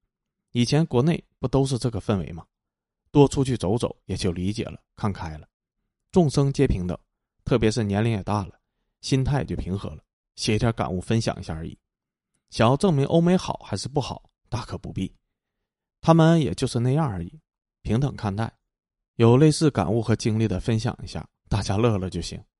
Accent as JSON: {"language": "Chinese", "town": "Chengdu", "region": "Sichuan", "country": "China", "tie": "born or raised there", "said": "我出生和成长在天府之国的成都，父母是北方人，到四川建三线国防工程的"}